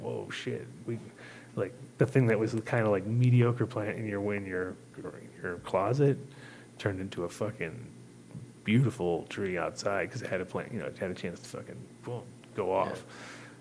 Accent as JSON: {"language": "English", "region": "New York", "country": "United States", "also_born_or_lived": "Amsterdam", "moved": "yes", "said": "I'm like, oh, New York"}